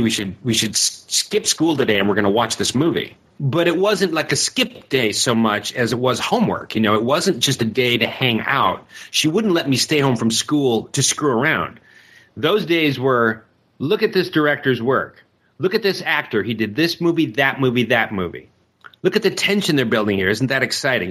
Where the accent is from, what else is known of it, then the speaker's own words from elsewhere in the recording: Detroit, Michigan, United States; I grew up actually on the west side of Detroit when I was a kid at Six and Livernois